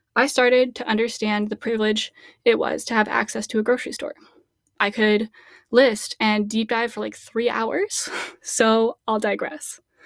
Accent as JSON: {"language": "English", "region": "Midwest", "country": "United States", "said": "As a Midwest girl"}